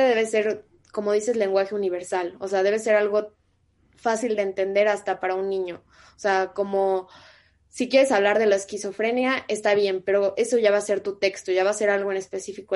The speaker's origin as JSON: {"language": "Spanish", "region": "Sonora", "country": "Mexico", "tie": "born or raised there", "also_born_or_lived": "Mexico City", "moved": "yes", "said": "yo soy de Sonora, y a nosotros desde primaria nos enseñan de que los seris, los yaquis, los mayos"}